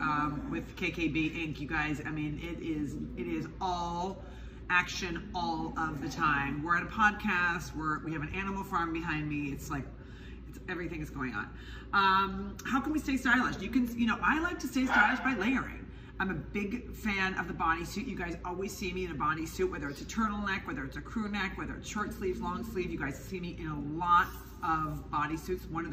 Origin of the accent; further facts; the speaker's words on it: Midwest, United States; I am from the Midwest